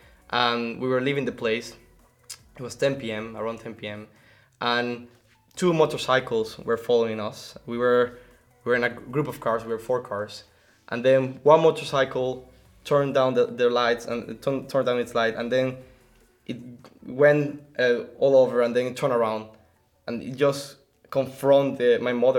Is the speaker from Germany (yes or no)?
no; Venezuela; moved away; from Venezuela